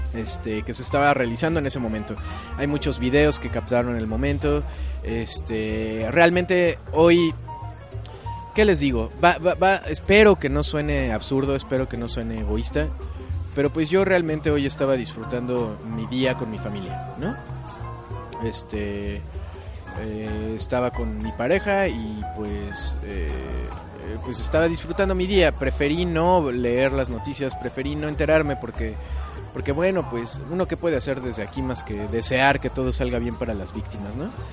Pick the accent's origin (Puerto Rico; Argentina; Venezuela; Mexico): Mexico; yo siendo mexicano